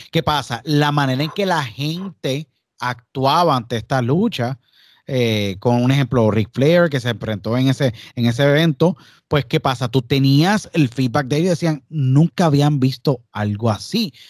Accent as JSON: {"language": "Spanish", "country": "Puerto Rico", "said": "soy puertorriqueño, todos los que estamos aquí somos puertorriqueños"}